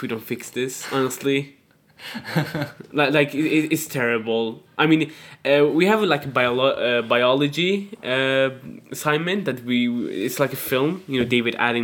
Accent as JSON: {"language": "English", "country": "Iraq", "moved": "yes", "lives_now": "Sweden", "said": "I'm from Iraq"}